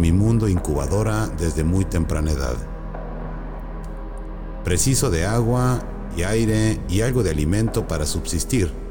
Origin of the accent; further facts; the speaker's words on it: Jalisco, Mexico; also born or lived in Sonora; Nací en Sonora, pero viví mayormente en Jalisco. Iba dos meses a Europa y me quedé dos años. He vivido en más de siete ciudades, dos aldeas